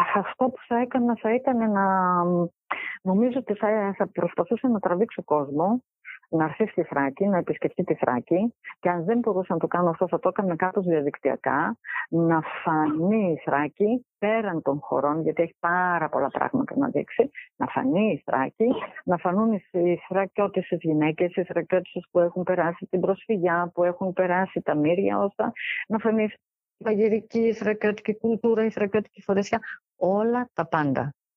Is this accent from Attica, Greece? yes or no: no; Xanthi, Eastern Macedonia and Thrace, Greece; γεννήθηκα και μεγάλωσα στην Ξάνθη.